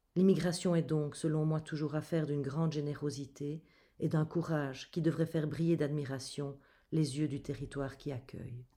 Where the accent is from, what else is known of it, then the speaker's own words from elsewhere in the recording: Belgium; je suis belge et fière de l'être